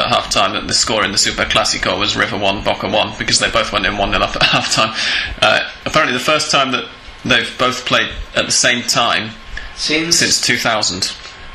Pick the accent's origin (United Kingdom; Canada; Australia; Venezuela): United Kingdom; England; now in Argentina; I'm English